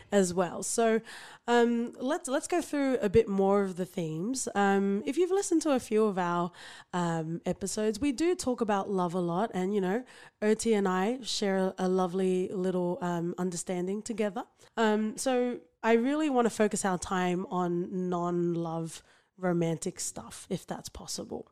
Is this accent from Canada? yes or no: no; Sydney, New South Wales, Australia; where I grew up in, like, Western Sydney